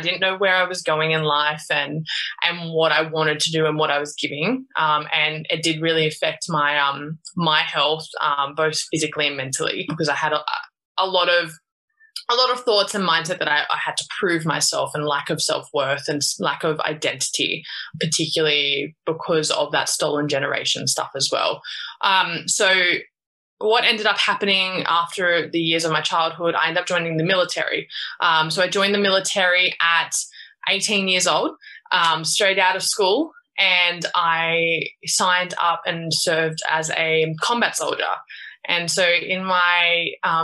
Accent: Sydney, New South Wales, Australia; I grew up in Australia, in Sydney

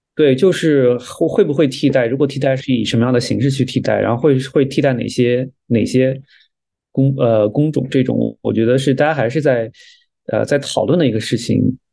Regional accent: China; moved away as an adult; also born or lived in Alberta, Canada; now in Toronto, Canada; 我们中国人受到的教育

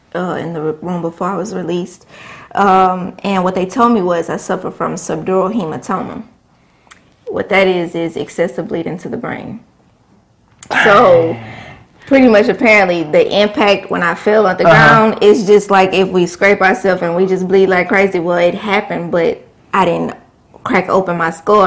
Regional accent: Beaumont, Texas, United States; also born or lived in Houston; move back to my hometown

